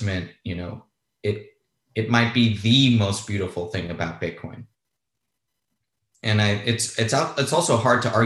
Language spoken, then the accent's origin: English; Los Angeles, California, United States; born or raised there; also born or lived in Spain